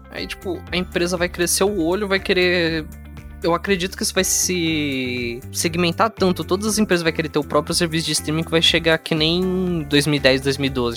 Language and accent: Portuguese; Brazil; nós que somos brasileiros